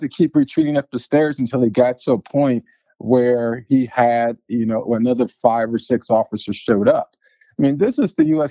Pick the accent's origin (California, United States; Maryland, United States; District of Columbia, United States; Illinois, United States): District of Columbia, United States; Washington; now in Colorado, United States; growing up in Southeast D.C.